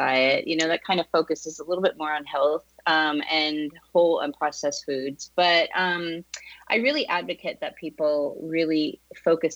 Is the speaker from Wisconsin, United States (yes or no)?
no; Boston, Massachusetts, United States; moved away as an adult; now in Southern California, United States; I'm from Boston originally